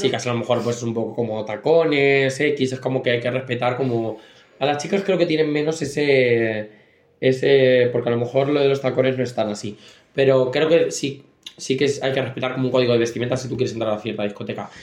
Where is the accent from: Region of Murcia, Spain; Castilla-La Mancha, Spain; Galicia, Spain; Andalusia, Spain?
Castilla-La Mancha, Spain; nosotros somos de Castilla-La Mancha